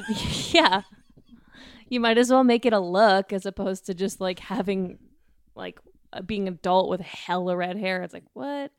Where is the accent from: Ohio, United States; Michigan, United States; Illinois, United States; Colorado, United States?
Colorado, United States; Denver; I grew up in Colorado, and yeah, Denver